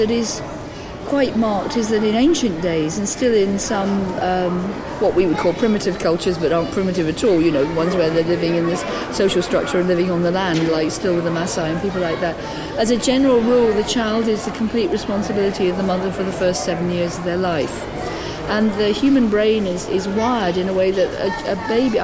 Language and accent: English; Devon, South West England, United Kingdom; also born or lived in London; I'm from Devon